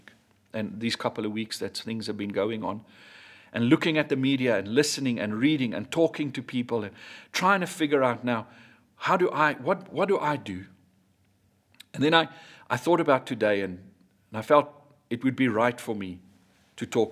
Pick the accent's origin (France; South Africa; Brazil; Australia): South Africa; I grew up in Hatfield